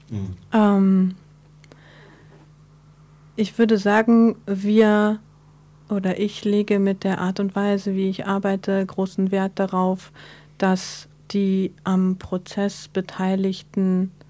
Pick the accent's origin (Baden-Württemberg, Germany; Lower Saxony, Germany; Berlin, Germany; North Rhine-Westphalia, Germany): Berlin, Germany; Ähm, ich bin gebürtige Berlinerin, ähm, Mitte der 70er geboren.